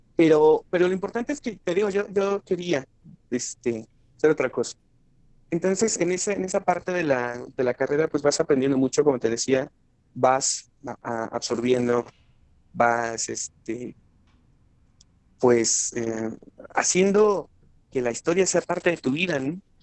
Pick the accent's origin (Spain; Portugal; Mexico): Mexico; State of Mexico; also born or lived in Guanajuato; vivimos un corto tiempo en la ciudad, muy corto tiempo, y nos venimos al Estado de México